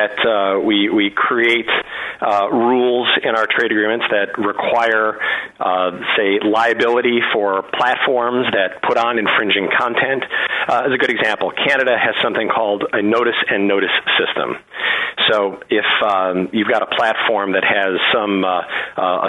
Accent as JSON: {"language": "English", "town": "Skokie", "region": "Illinois", "country": "United States", "tie": "born or raised there", "said": "I grew up in Skokie"}